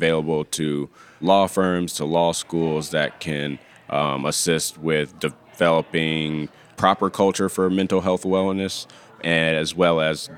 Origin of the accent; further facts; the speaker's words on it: Michigan, United States; I know I'm from Michigan. Michigan is considering putting questions like that on the state bar application.